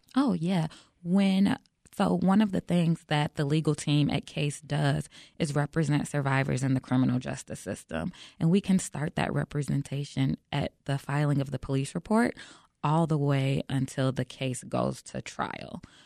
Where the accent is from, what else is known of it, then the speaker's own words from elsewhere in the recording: Chicago, Illinois, United States; I'm born and raised in Chicago